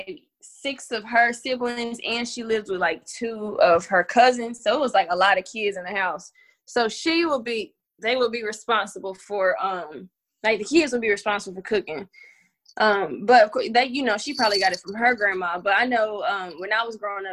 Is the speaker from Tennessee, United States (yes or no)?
yes; Knoxville, Tennessee, United States; I grew up in East Knoxville with my family